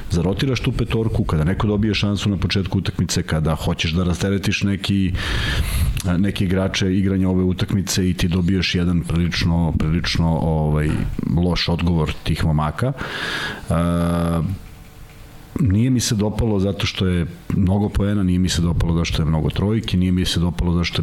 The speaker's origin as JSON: {"language": "Croatian", "country": "Serbia", "said": "Na, naravno, ali ja sam to pročitao, a mi smo Srbi koji čitamo šta piše."}